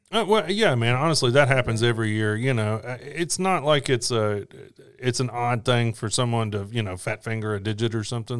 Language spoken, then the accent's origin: English; Memphis, Tennessee, United States; that's my hometown